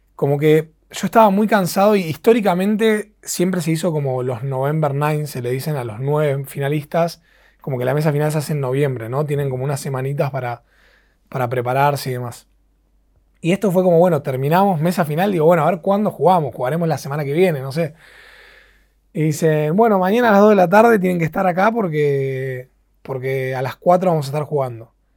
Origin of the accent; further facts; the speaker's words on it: Argentina; soy el, segundo argentino en la historia